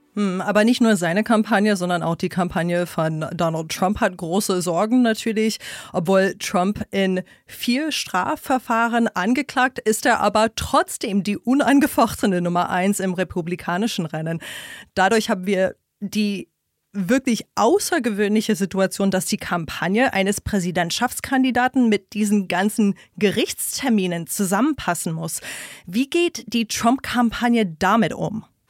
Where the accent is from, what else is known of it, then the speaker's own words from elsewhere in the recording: New York, United States; moved away as an adult; also born or lived in Washington, D.C.; now in Berlin, Germany; Ich bin gebürtige Amerikanerin aus dem Bundesstaat New York